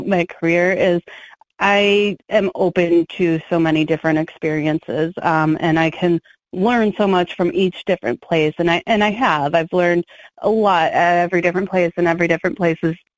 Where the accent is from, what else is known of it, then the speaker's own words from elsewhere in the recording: Chicago, Illinois, United States; moved away; I grew up in Chicago.